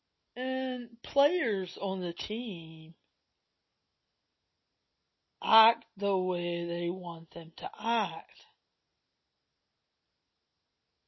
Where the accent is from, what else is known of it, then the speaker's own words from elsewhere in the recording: the South, United States; I'm from the South